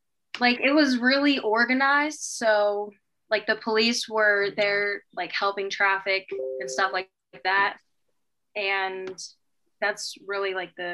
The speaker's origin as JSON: {"language": "English", "town": "Morgantown", "region": "West Virginia", "country": "United States", "tie": "born or raised there", "said": "I am 22 and I'm from Morgantown, West Virginia."}